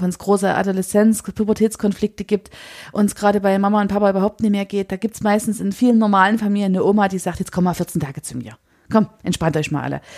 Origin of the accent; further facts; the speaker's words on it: Chemnitz, Saxony, Germany; für uns als Chemnitzer